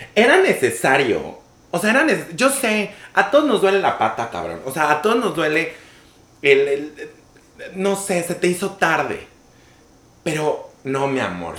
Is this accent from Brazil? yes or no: no; Mexico; yo soy un muchachillo mexicano, latino